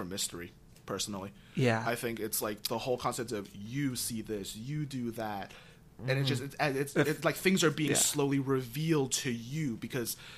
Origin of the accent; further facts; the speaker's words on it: East Coast, United States; I'm from the East Coast